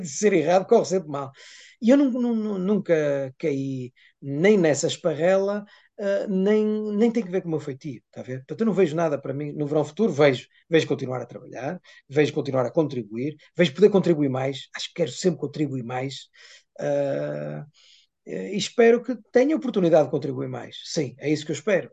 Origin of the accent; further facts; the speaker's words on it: Vale do Ave, Norte, Portugal; na região do Val do Ávega, é, que é onde eu nasci e vivi sempre